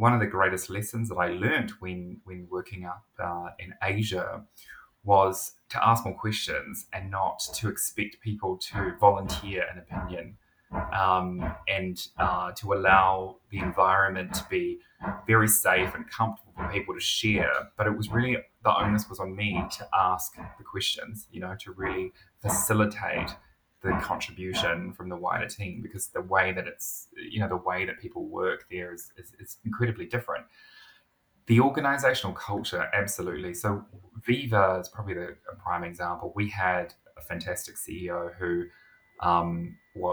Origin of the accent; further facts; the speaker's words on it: New Zealand; As a New Zealander